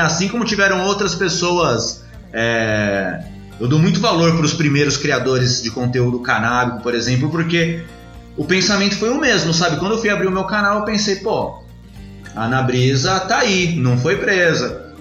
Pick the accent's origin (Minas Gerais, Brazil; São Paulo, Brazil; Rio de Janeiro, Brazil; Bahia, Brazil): São Paulo, Brazil; eu cresci na Zona Sul. né? Lá no, nos Cafundó, na Zona Sul, Capão Redondo